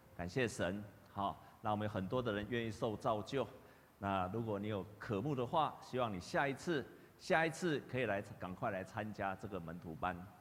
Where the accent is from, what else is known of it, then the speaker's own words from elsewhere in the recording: Taiwan; 我们台湾人都会比较虚假嘛